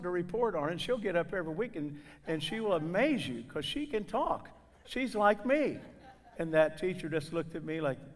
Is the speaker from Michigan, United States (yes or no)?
no; southern Indiana, United States; accent: northern twang blended with southern drawl; I'm from southern Indiana, where the swift, rushing waters of the Wabash flow into the strong, muscular arms of the Ohio.